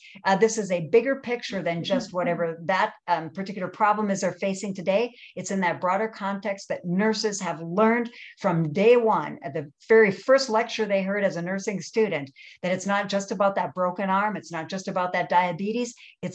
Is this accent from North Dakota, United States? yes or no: yes; rural North Dakota, United States; moved away; Coming out of rural North Dakota, I saw the difference that people would have in terms of access to healthcare from my small rural communities to urban areas